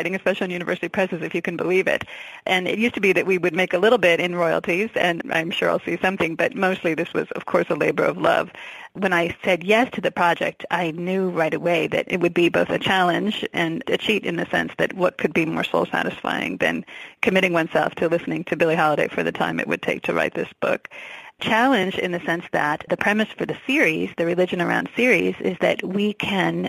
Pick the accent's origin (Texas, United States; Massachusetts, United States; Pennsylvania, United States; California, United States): Massachusetts, United States; New England outside of Boston; also born or lived in New York / Virginia; now in Arizona, United States; I grew up in New England outside of Boston and lived in New York and Virginia before coming here